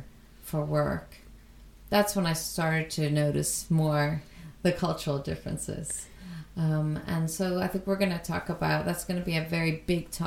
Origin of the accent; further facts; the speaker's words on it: United States; moved away as an adult; now in Sweden; I was born and raised in the United States, but I also spent every single summer in Sweden